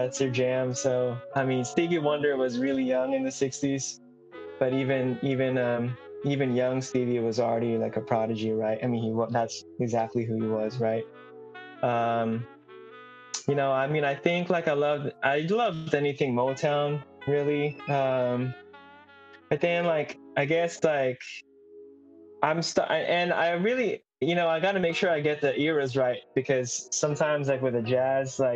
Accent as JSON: {"language": "English", "country": "Philippines", "said": "my home country of the Philippines"}